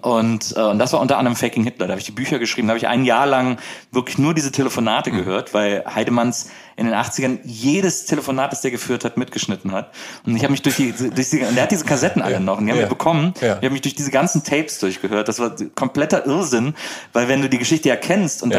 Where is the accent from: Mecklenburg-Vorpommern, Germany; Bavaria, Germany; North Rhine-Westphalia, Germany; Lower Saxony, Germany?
North Rhine-Westphalia, Germany; Wesseling; also born or lived in Bonn; Ich bin äh, in Wesseling aufgewachsen, das ist genau zwischen Köln und Bonn.